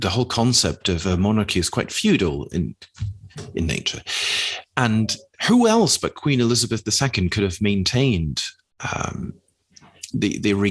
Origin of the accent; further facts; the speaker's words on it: United Kingdom; being a British person, let's say, that travels abroad, and almost one of the first things that you are hit with very often